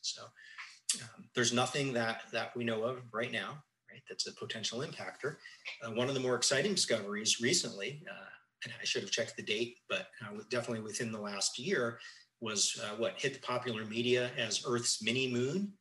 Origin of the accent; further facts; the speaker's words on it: Tucson, Arizona, United States; growing up in Tucson, uh, it was really the epicenter of of astronomy in the 70s and 80s